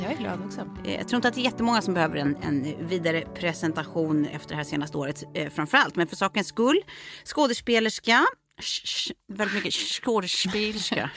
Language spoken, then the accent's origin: Swedish; Lidingö, Stockholm County, Sweden; also born or lived in France; vi kommer ju båda från Lidingö, jag har gått både eh, parallellklass och samma klass genom åren, men vi har ju också, precis som du säger, gått på lekis ihop